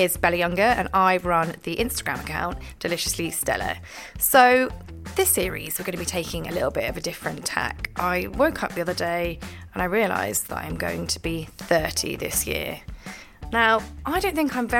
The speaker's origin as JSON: {"language": "English", "region": "Scotland", "country": "United Kingdom", "said": "I am Scottish and a little bit posh"}